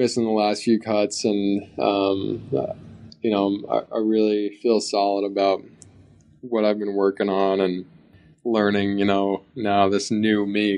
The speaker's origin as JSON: {"language": "English", "region": "New Jersey", "country": "United States", "tie": "born or raised there", "said": "New Jersey in my hometown"}